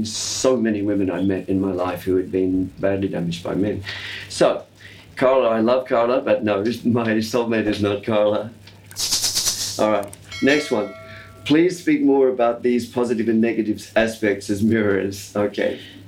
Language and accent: English; Australia; accent: Australian; And I've lost the distinctive Australian R-lessness from my accent.